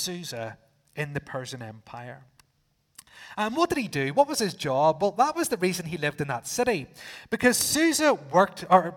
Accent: Northern Ireland, United Kingdom; being from the island, I said, yes, I am.

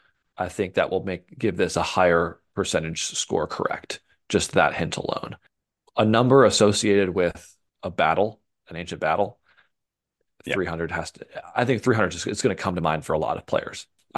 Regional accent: Milwaukee, Wisconsin, United States; And I grew up in Milwaukee, so went to saw a few of his games.

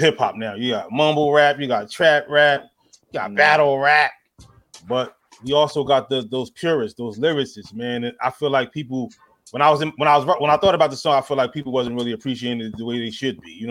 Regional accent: Edison, New Jersey, United States; I'm from Edison, New Jersey, born and raised

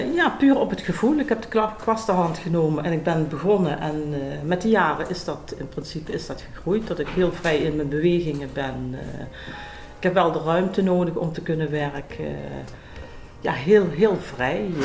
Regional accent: Noorbeek, Limburg, Netherlands; now in Mesch, Netherlands; ik ben geboren in Noorbeek, oorspronkelijk.

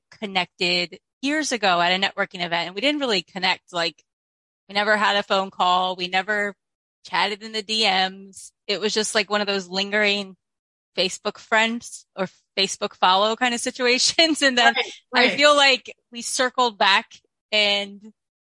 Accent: Philadelphia suburbs, Pennsylvania, United States; moved away; also born or lived in Los Angeles; I'm from Philadelphia suburbs

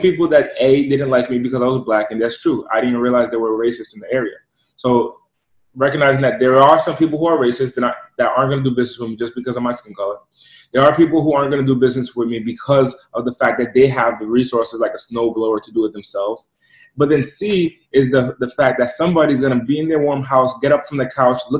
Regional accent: East Coast, United States; moved away; So I'm originally from the East Coast, and I'm from an impoverished area

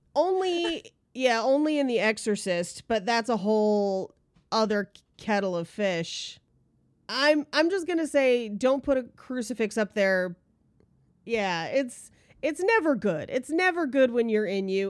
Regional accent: California, United States; I grew up in California

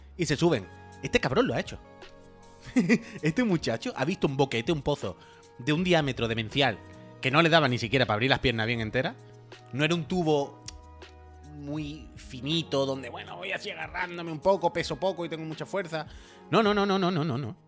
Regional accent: La Línea de la Concepción, Andalusia, Spain; now in Barcelona, Spain; yo soy de la línea

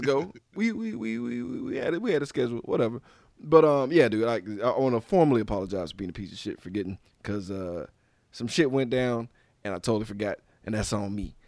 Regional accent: Louisiana, United States; Louisiana. That's my home state

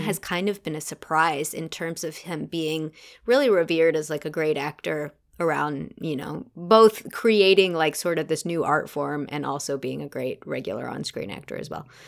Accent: United States; as an American actor

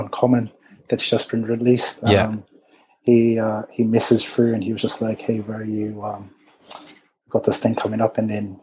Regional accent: Auckland, New Zealand; We were born and raised in Auckland.

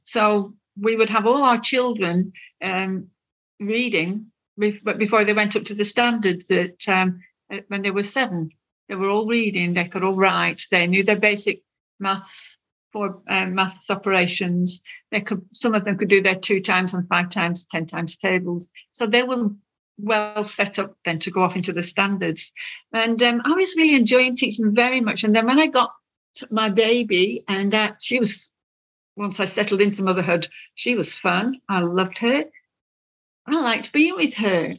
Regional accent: Lancashire, North West England, United Kingdom; moved away; in the northwest, um, in Lancashire

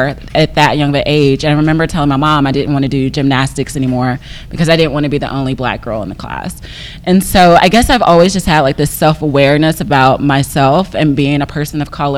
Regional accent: Lebanon, Tennessee, United States; moved away as an adult; also born or lived in New Jersey; born in Lebanon, Tennessee, which is outside of Nashville

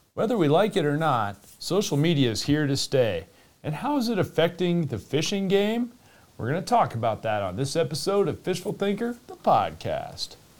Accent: Florida, United States; my home state down in the southeast in Florida

